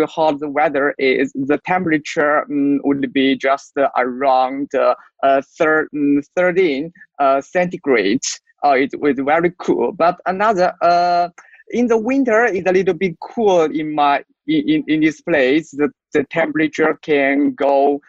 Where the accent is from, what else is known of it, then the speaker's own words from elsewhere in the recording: China; English is a second language; I'm a Chinese